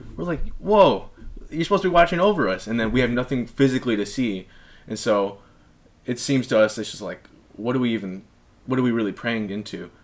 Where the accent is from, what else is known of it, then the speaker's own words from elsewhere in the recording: El Segundo, California, United States; growing up in El Segundo in the South Bay